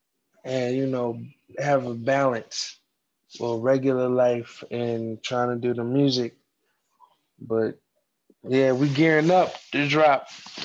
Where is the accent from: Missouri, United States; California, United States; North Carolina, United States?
North Carolina, United States; Fayetteville; I'm from Fayetteville, the 2-6, you know, Southeast.